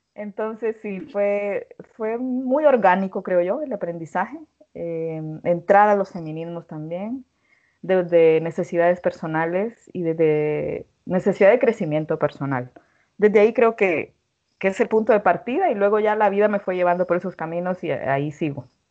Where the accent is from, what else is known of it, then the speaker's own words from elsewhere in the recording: Honduras; en una cultura como la, como la mía, como la hondureña